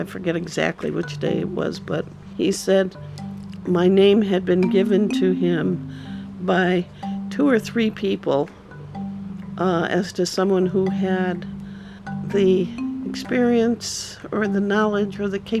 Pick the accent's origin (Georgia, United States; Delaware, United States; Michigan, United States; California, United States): California, United States; now in Santa Cruz, United States; live in Santa Cruz, have lived here for over 30 years, and came here as a result of the earthquake. I came from Southern California.